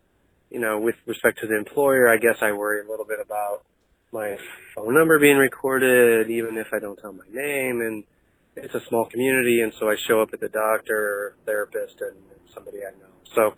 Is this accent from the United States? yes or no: yes; St. Louis, Missouri, United States; I'm actually from the Lou, but live elsewhere now.